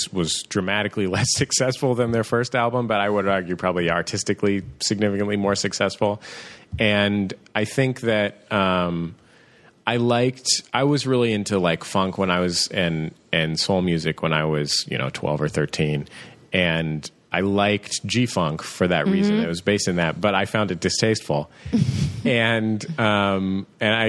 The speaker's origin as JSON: {"language": "English", "town": "San Francisco", "region": "California", "country": "United States", "tie": "born or raised there", "said": "I grew up in the Mission in San Francisco"}